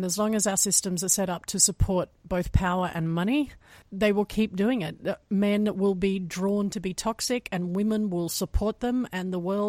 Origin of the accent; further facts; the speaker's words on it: Australia; I'm Australian, so it was heartbreaking for me to watch my country burn